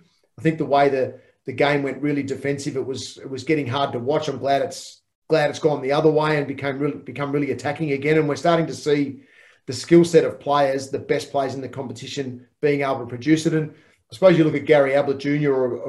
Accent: Hoppers Crossing, Victoria, Australia; I grew up in Hoppers Crossing.

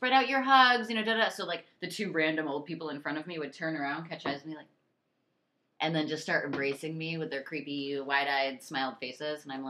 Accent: New York, United States; moved away as an adult; also born or lived in St. Louis; I'm from New York

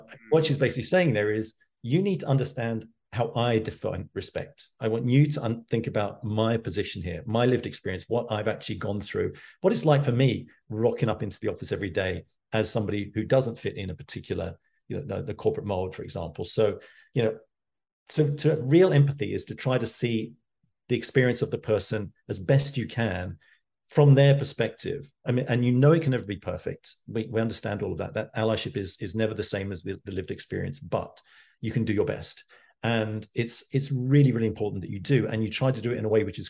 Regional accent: London, United Kingdom; I grew up in East London as a kid, and, you know, I went to school in Walthamstow

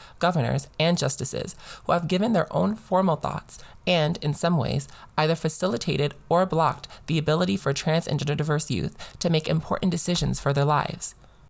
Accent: Georgia, United States; my home state of Georgia

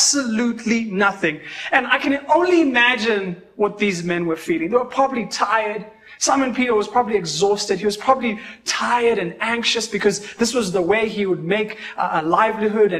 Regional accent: Kenya; I always say I'm a Kenyan

